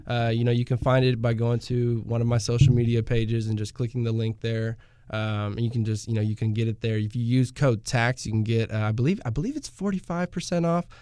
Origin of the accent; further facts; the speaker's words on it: Pearland, Texas, United States; also born or lived in Houston; I'm originally from the Houston area, uh, born in Houston, uh, was raised in Pearland